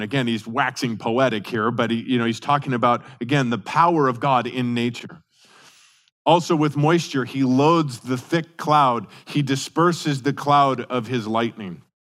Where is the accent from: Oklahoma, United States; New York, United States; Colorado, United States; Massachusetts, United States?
Colorado, United States; Denver; moved away; I remember growing up in Colorado and especially in Denver